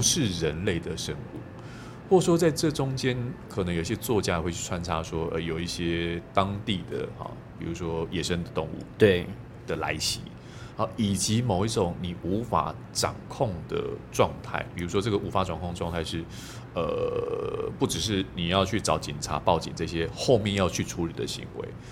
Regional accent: Kaohsiung, Taiwan; 尤其我是南部人哦，这住高雄港都

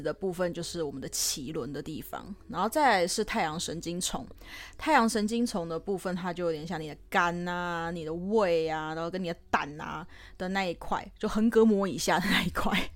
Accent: Taiwan; 自己身为台湾人

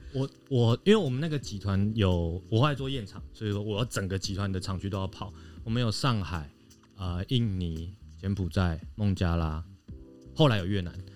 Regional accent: Taiwan; 土生土长台湾人

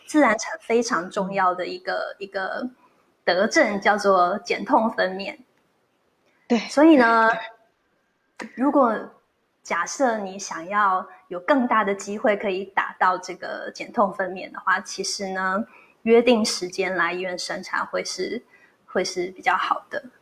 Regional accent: Taiwan; 在我们台湾人的习俗

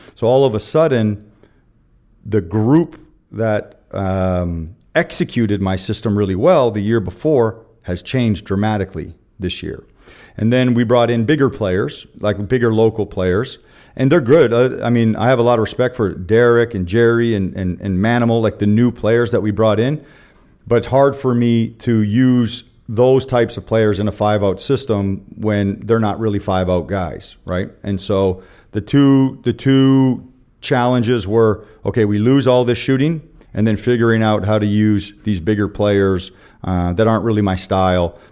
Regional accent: Canada; moved away as an adult; also born or lived in Vietnam; now in Taiwan; I'm a Canadian, former Canadian basketball player, Canadian coach

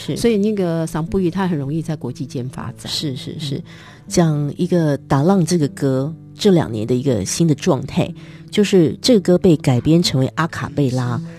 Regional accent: Taitung, Taitung County, Taiwan; 因为我自己从从小在台东长大，

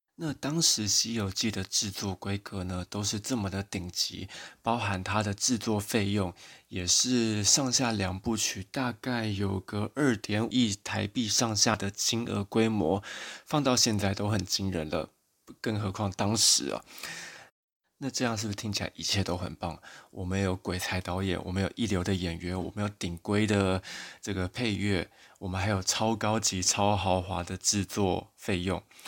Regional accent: Taiwan; 我自己在台湾小时候

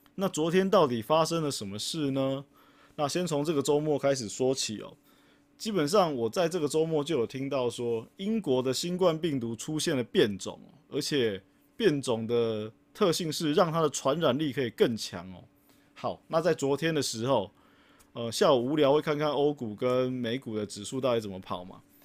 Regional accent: Taiwan; 因为我们是台湾人啊

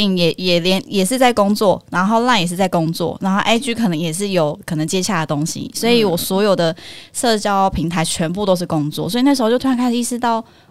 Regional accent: Kaohsiung, Taiwan; 我其实大部分时间我都待在就是高雄家里，因为我高雄人。

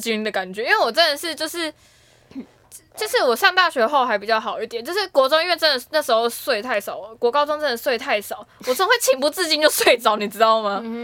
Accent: Taipei, Taiwan; 我是台北长大的小孩嘛

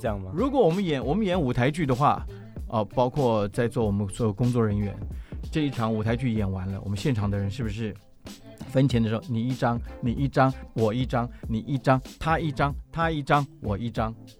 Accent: Taipei, Taiwan; also born or lived in indigenous village (birthplace); 我虽然在部落出生，但我也很小就到了台北

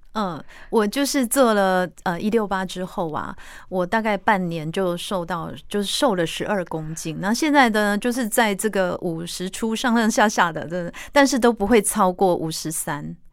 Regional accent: Taiwan; 我们台湾人的饮食习惯

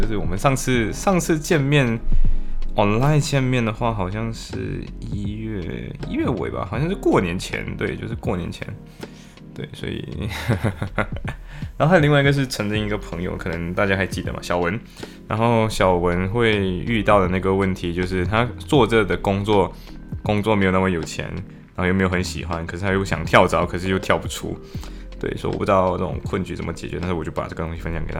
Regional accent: Malaysia; moved away as an adult; now in Liverpool, United Kingdom; 我是马来西亚人

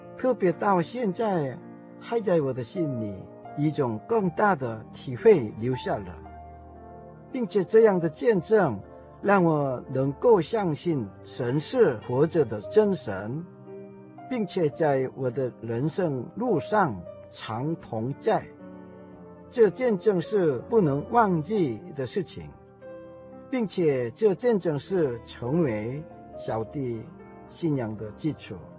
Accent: South Korea; Chinese is a second language; moved away as an adult; now in Taiwan; 我是从韩国来的

